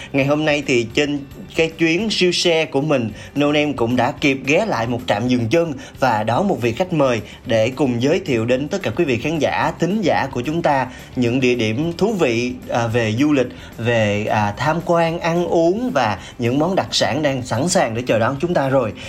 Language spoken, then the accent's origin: Vietnamese; Mekong Delta, Vietnam; now in Ho Chi Minh City, Vietnam; mình cũng là một cái người uh, sinh sống và làm việc ở thành phố hồ chí minh nhưng mà mình là người miền tây